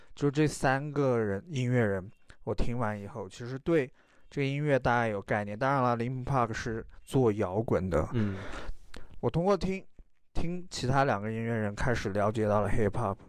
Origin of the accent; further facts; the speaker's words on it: Guanshang, Yunnan, China; 因为我从小生活在关上这个地方，然后我觉得这个地方能代表我